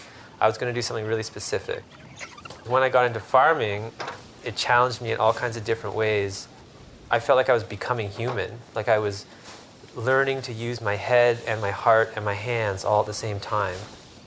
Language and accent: English; Oakville, Ontario, Canada; I grew up in Oakville in the suburbs.